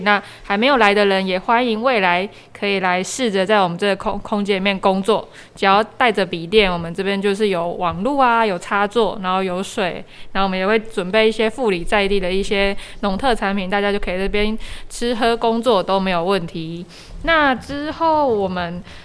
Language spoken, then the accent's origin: Chinese; Yunlin County, Taiwan; also born or lived in Taipei; now in Chishang, Taiwan; 我是去年就是。移居算是移居来花东的。那我本身是云林人，然后在来花东之前，其实在台北住了八年，就在台北念书工作。